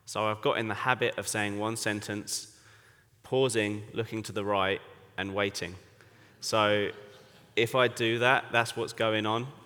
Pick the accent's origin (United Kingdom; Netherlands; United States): United Kingdom; England; now in Bangkok, Thailand; So, as you can tell from my accent, I am English, but I've been serving in Bangkok, Thailand for it would be eight years in October.